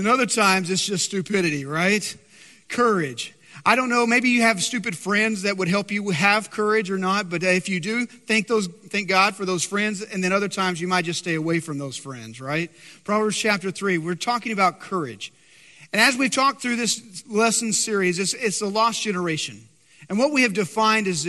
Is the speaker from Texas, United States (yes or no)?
yes; West Texas, United States; I'm from West Texas, so I can proudly say my great-grandmother was baptized in a cattle trough.